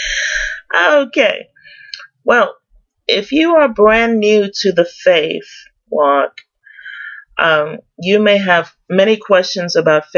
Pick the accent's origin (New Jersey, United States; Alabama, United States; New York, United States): New York, United States; New York City; I'm originally from New York City, go Yankees, and raised in Queens.